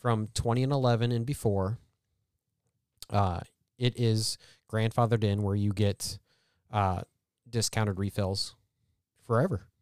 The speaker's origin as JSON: {"language": "English", "town": "Columbia", "region": "Missouri", "country": "United States", "said": "It's central Missouri"}